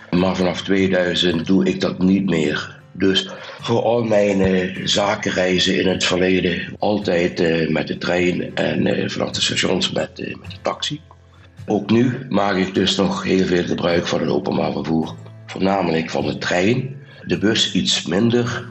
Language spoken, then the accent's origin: Dutch; Limburg, Netherlands; accent: soft G; Maar jullie hadden er al mijn zachte G al gehoord. Eh. Ik kom uit Limburg